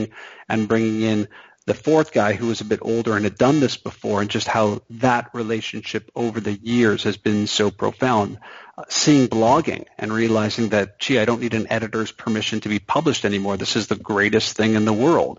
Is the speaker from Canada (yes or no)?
yes; Canada; I'm Canadian